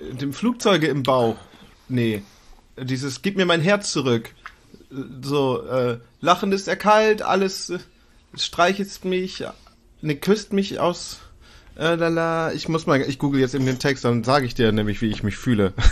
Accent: Lower Saxony, Germany; Ja, das, ich komme aus Ostfriesland, da machen du auch.

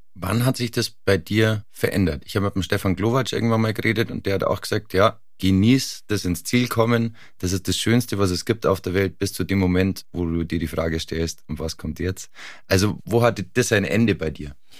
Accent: near Garmisch-Partenkirchen, Bavaria, Germany; Ich bin in der Nähe von Garmisch-Partenkirchen aufgewachsen

